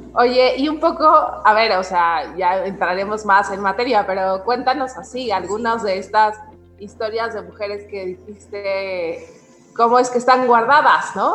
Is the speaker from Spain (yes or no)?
no; Mexico; nuestra identidad mexicana